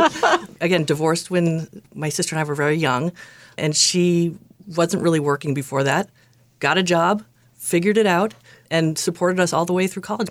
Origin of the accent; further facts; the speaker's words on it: Acton, Massachusetts, United States; also born or lived in Lexington; I grew up in Acton, lived there my whole life. until I went away to college.